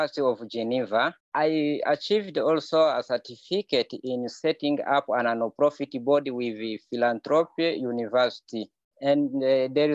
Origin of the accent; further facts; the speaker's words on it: DR Congo; moved away as an adult; now in Kakuma, Kenya; I'm from Democratic Republic of Congo